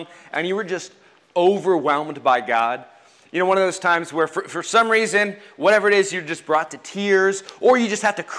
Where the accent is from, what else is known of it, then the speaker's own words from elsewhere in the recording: United States; I'm an American